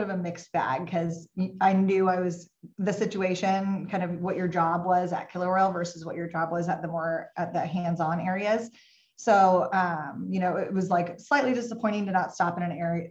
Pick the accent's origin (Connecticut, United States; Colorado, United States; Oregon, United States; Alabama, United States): Oregon, United States; Portland; moved away as an adult; also born or lived in Texas; growing up in Portland, Oregon